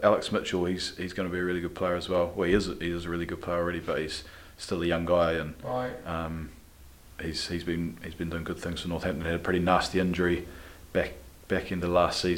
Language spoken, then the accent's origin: English; Christchurch, Canterbury, New Zealand; moved away as an adult; also born or lived in Gloucester; I was born and bred in Christchurch